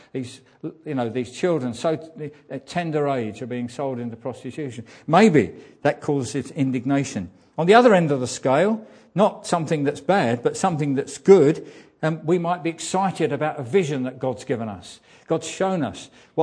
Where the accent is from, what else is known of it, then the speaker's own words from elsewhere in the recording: England, United Kingdom; as English people